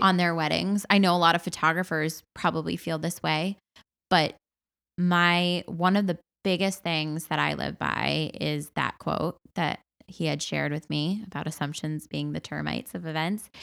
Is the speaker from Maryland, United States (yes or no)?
no; Massachusetts, United States; if I was not from Massachusetts and I was not a wedding planner